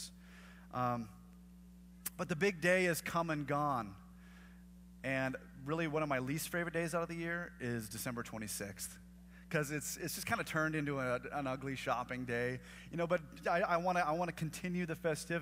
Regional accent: the Northwest, Pacific Northwest, United States; moved away; I'm from the Northwest

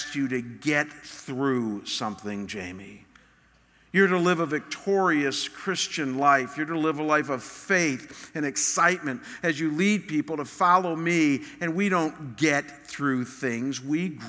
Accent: Chagrin Falls, Ohio, United States; moved away; Chagrin Falls, my hometown

